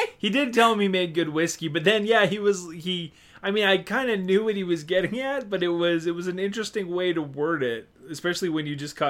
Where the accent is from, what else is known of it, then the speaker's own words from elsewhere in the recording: Canada; we're Canadian.